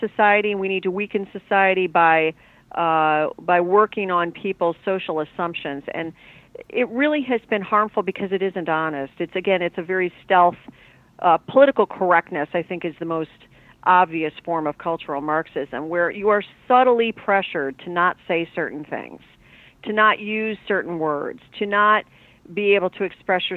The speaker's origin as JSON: {"language": "English", "town": "Chicago", "region": "Illinois", "country": "United States", "tie": "born or raised there", "said": "I grew up in the Chicago area."}